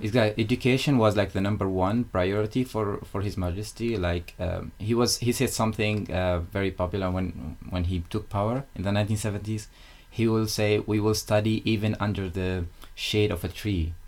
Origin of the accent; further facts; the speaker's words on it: Oman; moved away as an adult; also born or lived in United Kingdom; I am from Oman and born in like a very small village in the mountains